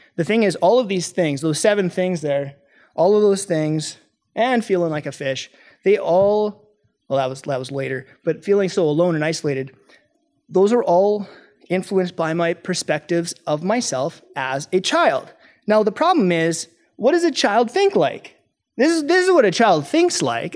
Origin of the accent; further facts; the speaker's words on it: Canada; I'm from Canada